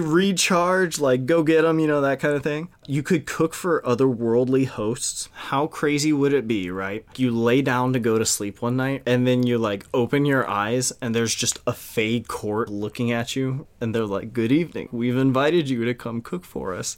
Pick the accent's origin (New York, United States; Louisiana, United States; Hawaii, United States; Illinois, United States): Louisiana, United States; Cajun; we're Cajun